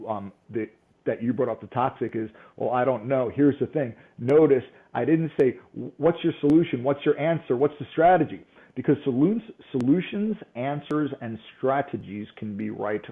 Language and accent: English; New York, United States; I'm from New York.